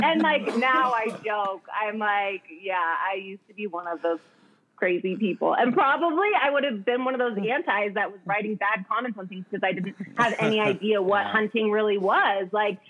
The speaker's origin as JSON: {"language": "English", "town": "Ashland", "region": "Oregon", "country": "United States", "tie": "born or raised there", "also_born_or_lived": "Eugene, Oregon", "said": "Ashland, Oregan. So a small little town."}